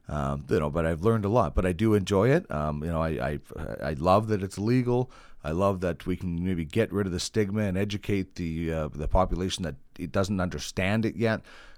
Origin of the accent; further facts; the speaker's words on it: Brandon, Manitoba, Canada; now in Edmonton, Canada; My background is I was from Brandon, Manitoba. Started into broadcasting in 1997.